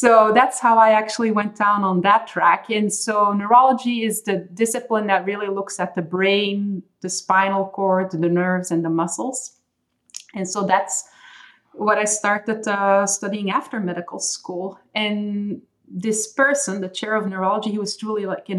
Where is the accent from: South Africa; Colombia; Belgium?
Belgium; first language Dutch; English is a second language; moved away as an adult; I was born and raised for the most part in Belgium. So I speak Dutch or Flemish at home